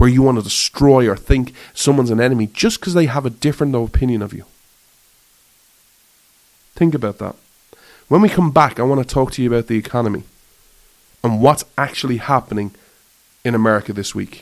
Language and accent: English; Ireland; I thrive as an Irishman